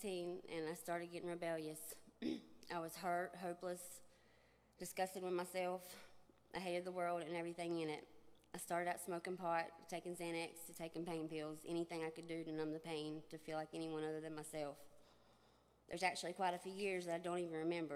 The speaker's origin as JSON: {"language": "English", "town": "Shelby", "region": "North Carolina", "country": "United States", "said": "I'm from Shelby, North Carolina"}